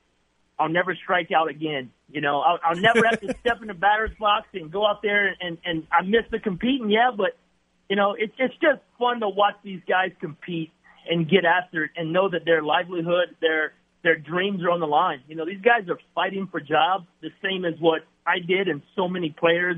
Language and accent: English; Lafayette, Louisiana, United States; my hometown, to Lafayette